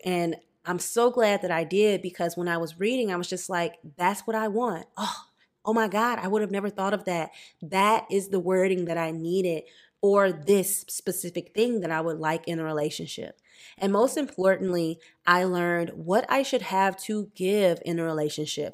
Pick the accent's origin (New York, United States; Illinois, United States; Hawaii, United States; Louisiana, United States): Louisiana, United States; also born or lived in New Jersey; now in Los Angeles, United States; I'm from Louisiana